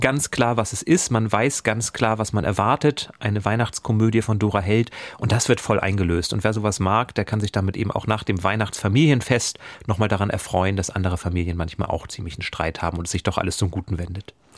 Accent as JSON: {"language": "German", "area": "near Stockelsdorf", "region": "Schleswig-Holstein", "country": "Germany", "tie": "born or raised there", "moved": "yes", "said": "Fast meine alten Heimat. Da bin ich früher oft gewesen in Stockelsdorf."}